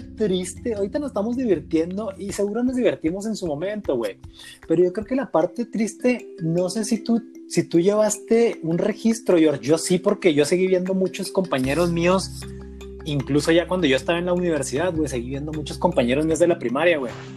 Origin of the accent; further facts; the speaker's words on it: Mexico; como buen mexicano